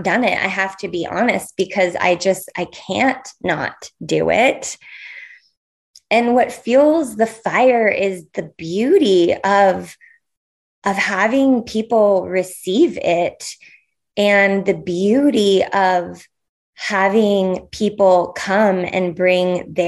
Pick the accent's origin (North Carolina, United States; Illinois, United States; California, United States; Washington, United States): California, United States; now in Portland, United States; I'm born and raised in California